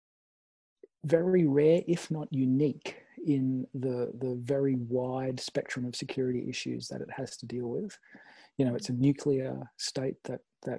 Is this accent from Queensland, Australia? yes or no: no; Sydney, New South Wales, Australia; I am in Sydney. So I feel pretty lucky, not just to be in my hometown